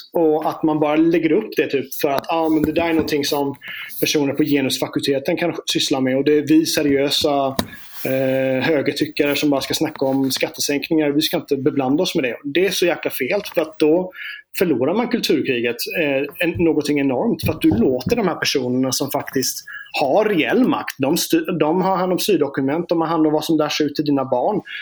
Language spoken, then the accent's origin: Swedish; Småland, Sweden; jag är från Småland